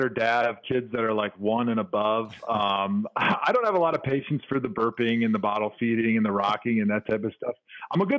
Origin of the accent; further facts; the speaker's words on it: Milwaukee, Wisconsin, United States; I grew up in Milwaukee.